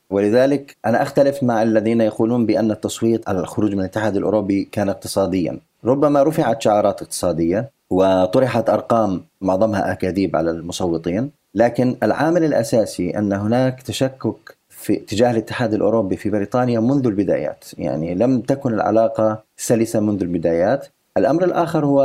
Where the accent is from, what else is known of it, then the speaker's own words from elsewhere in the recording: United Kingdom; يعني أنا كبريطاني مثلا أخرج اليوم وأذهب من بريطانيا إلى أقصى أوروبا بدون أن أتوقف على أي حدود